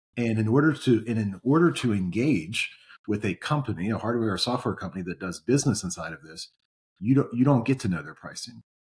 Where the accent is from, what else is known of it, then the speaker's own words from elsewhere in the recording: Maryland, United States; growing up in Maryland, the Orioles, obviously, my team